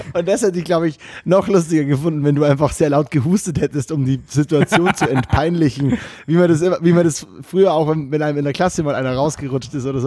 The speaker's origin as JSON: {"language": "German", "country": "Germany", "said": "bei uns in Deutschland"}